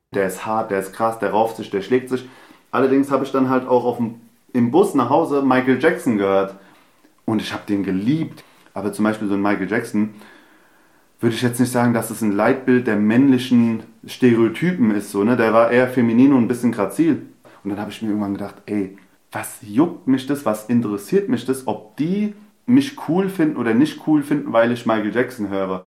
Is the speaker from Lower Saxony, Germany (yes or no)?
no; Hesse, Germany; ich bin hier in, äh, Deutschland geboren. Ich bin Hesse, ich bin Türke, ich bin Araber